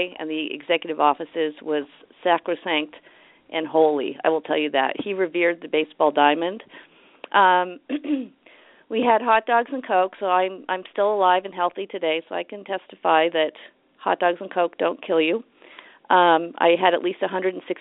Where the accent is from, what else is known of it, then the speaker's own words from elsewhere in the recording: San Francisco, California, United States; also born or lived in Los Angeles; We moved to San Francisco when I was four